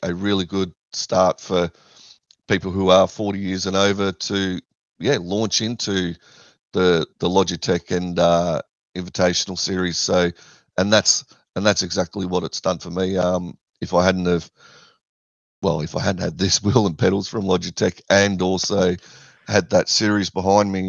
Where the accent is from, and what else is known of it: Australia